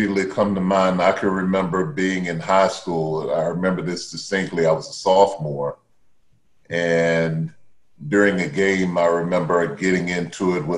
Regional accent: Baton Rouge, Louisiana, United States; I grew up in Baton Rouge, Louisiana.

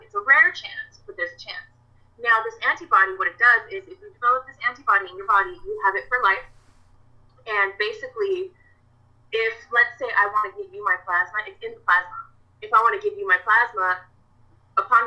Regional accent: Orange County, California, United States; I'm from Orange County, California

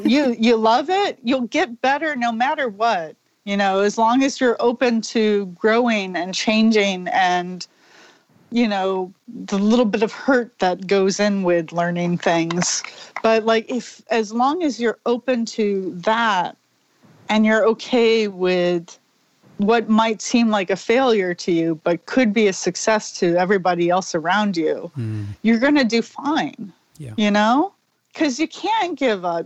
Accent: Orlando, Florida, United States; moved away as an adult; also born or lived in New York City; now in Connecticut, United States; I moved from Orlando to New York City

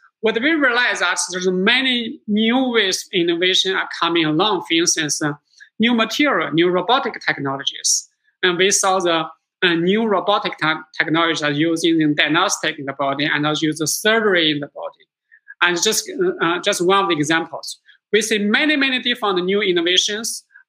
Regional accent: Singapore; now in United States; What I see myself is that as first generation immigrants to America, I came from Singapore last century, have a dream and work on the dream.

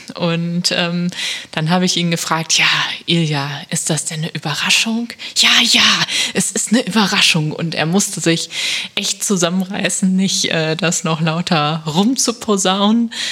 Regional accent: Germany; ein Ort, der gar nicht so weit ist von meiner Heimat

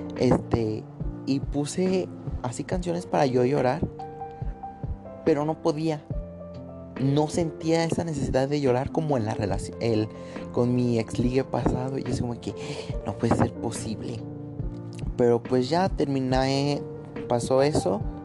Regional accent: State of Mexico, Mexico; soy del Estado de México pegado a la ciudad

